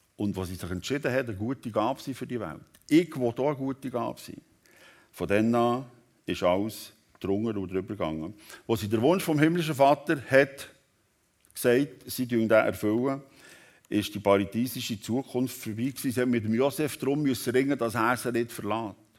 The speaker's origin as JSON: {"language": "German", "country": "Switzerland", "said": "Hier bei uns in der Schweiz"}